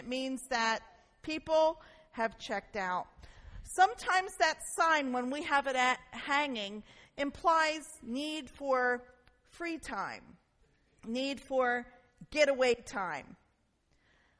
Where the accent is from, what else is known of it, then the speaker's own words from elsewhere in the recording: Newark, United States; we grew up in Newark in a neighborhood called Nottingham Green